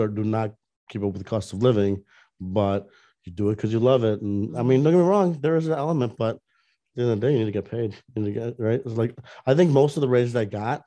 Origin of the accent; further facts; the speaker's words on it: Northwest Herald area, Illinois, United States; moved away as an adult; now in Orlando, United States; I had one internship with the Northwest Herald, which was my hometown paper from way back in the day